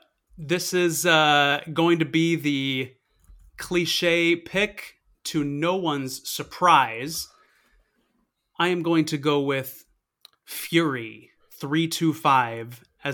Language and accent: English; Pittsburgh, Pennsylvania, United States; moved away as an adult; also born or lived in North Carolina; now in Apex, United States; Grew up in Pittsburgh, actually.